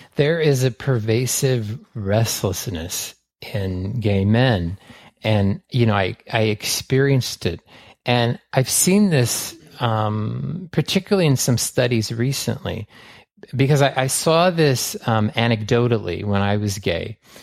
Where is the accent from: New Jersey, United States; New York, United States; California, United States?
California, United States; San Francisco; I was raised in San Francisco in the seventies